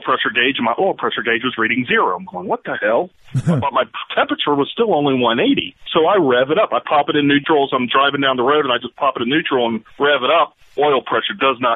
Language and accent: English; Harrison, Ohio, United States; Harrison's my hometown. That's where I live